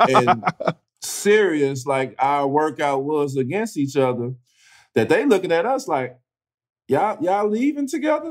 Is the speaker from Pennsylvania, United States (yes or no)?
no; East St. Louis, Illinois, United States; I'm from East St. Louis. I'm a Midwest kid